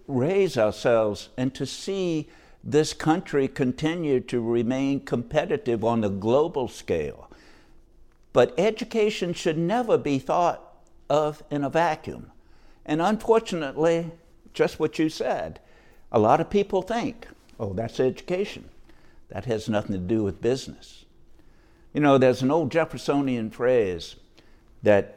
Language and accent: English; Norfolk, Virginia, United States; moved away as an adult; also born or lived in Portsmouth, Virginia; now in Fort Lauderdale, United States; I grew up in Norfolk, Virginia, shipyard town.